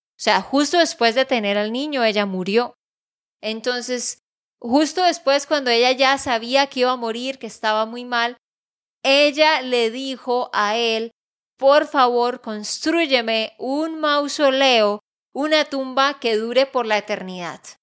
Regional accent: Santander, Colombia; de Santander, Colombia

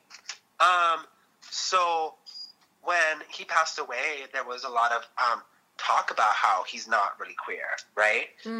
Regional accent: Los Angeles, California, United States; I grew up in Southeast

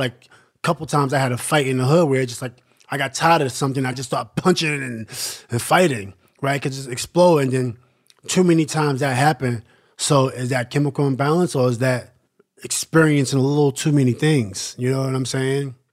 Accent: New York City, New York, United States; growing up in Queensbridge is really interesting

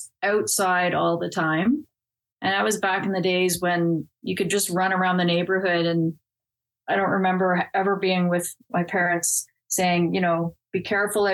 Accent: Innisfil, Ontario, Canada; also born or lived in Toronto; I was born in Toronto. We lived there just for about 3 months, and then my parents moved up to Innisfil, Ontario, which is about an hour's north of Toronto

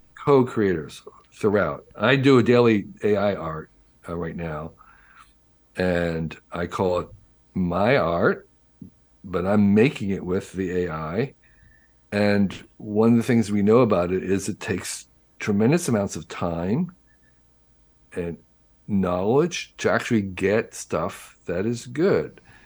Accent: New Jersey, United States; when I was growing up in New Jersey in the 1950s and 60s

